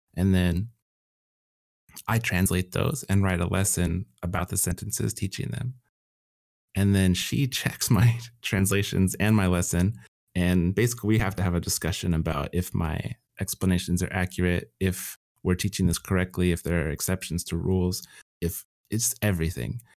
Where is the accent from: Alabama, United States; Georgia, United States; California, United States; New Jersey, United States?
California, United States; Southern; I'm from Southern California